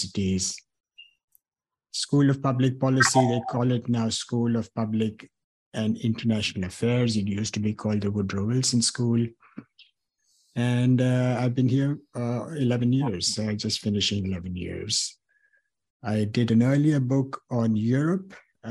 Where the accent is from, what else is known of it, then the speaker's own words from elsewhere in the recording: India; moved away as an adult; also born or lived in Trivandrum, Kerala, India; now in United States; I'm born and brought up in India